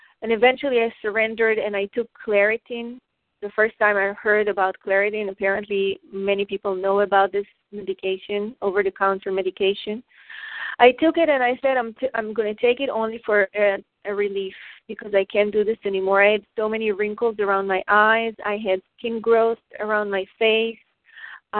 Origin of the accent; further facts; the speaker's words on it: Israel; I grew up in Israel